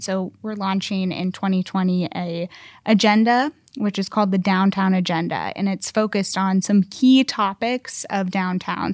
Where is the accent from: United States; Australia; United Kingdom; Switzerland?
United States; Columbus, Ohio; moved away as an adult; now in Indianapolis, United States; I'm originally from Columbus, Ohio